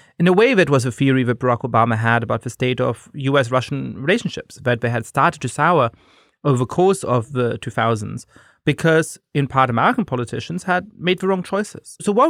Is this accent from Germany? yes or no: yes; Germany; moved away; I grew up in Germany.